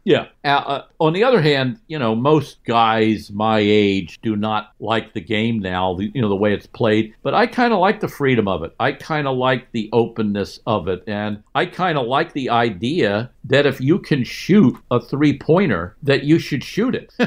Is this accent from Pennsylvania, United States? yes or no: yes; near Philadelphia, Pennsylvania, United States; I grew up near Philly